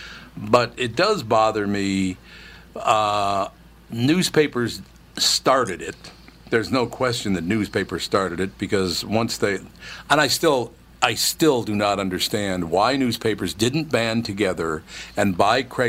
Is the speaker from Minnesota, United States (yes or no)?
yes; Minneapolis, Minnesota, United States; When I was a child, growing up in Minneapolis and St. Paul